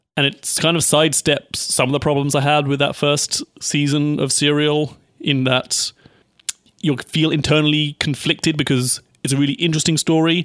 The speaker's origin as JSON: {"language": "English", "country": "United Kingdom", "said": "as a British person"}